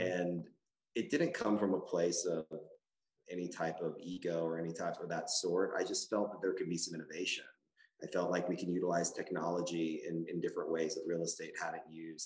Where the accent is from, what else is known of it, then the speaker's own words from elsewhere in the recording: Austin, Texas, United States; I was a poor kid growing up in Chevy Chase apartments here in Austin